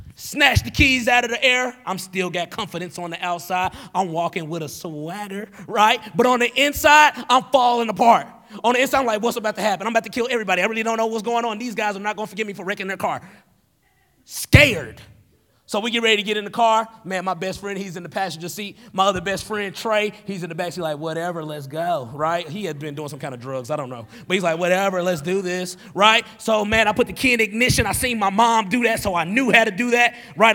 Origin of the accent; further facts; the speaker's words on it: Tennessee, United States; moved away as an adult; now in Wisconsin, United States; I grew up in Tennessee without a dad